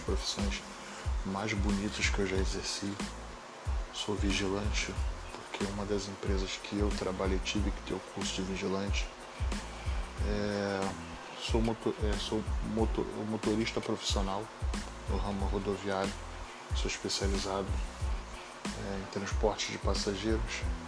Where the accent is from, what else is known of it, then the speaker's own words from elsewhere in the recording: Rio de Janeiro, Brazil; sou do Rio de Janeiro